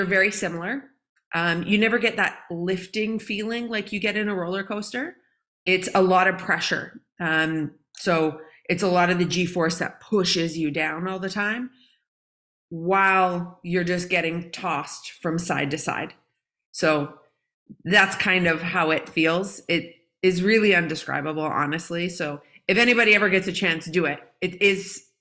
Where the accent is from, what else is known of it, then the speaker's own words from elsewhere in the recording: Calgary, Alberta, Canada; I grew up in Calgary, Canada